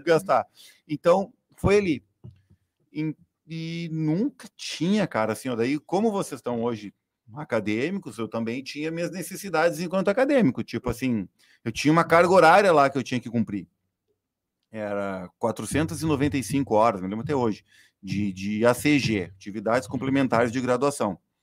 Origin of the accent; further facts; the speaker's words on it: Itararé, Rio Grande do Sul, Brazil; eu nasci e fui criado no Itararé